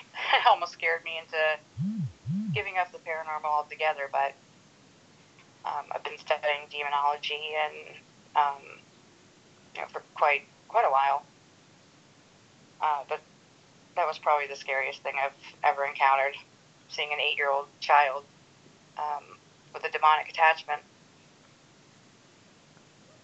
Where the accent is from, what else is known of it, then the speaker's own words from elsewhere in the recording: Fort Lauderdale, Florida, United States; moved away as an adult; also born or lived in upstate South Carolina; now in South Carolina, United States; originally born and raised in Fort Lauderdale, Florida, and for the past 2 years, we lived up here in upstate South Carolina